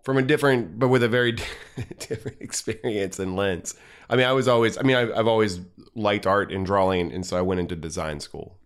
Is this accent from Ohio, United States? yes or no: yes; Cincinnati, Ohio, United States; grew up in Clifton